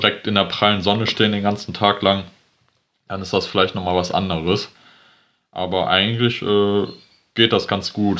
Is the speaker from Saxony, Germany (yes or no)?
no; Geldern, North Rhine-Westphalia, Germany; ich komme aus Geldern, ähm, das ist am Niederrhein